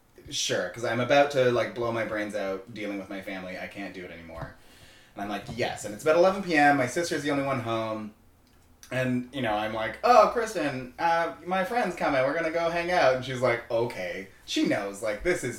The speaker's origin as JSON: {"language": "English", "country": "Canada", "tie": "born or raised there", "moved": "yes"}